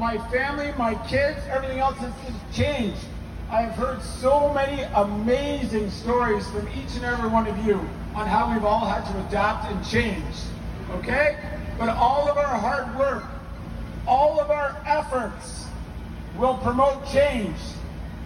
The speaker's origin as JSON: {"language": "English", "country": "Canada", "said": "I'm Canadian."}